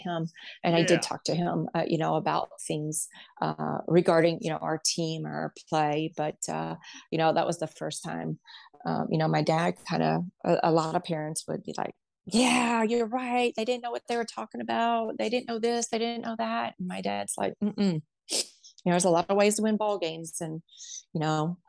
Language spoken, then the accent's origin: English; Henderson, Kentucky, United States; born or raised there; now in Ohio, United States